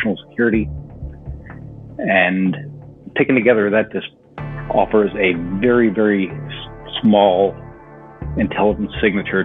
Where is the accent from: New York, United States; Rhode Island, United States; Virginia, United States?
New York, United States; just outside New York City, United States; moved away; I'm from New York originally. So not only did they hit our country, but they hit the city I grew up just outside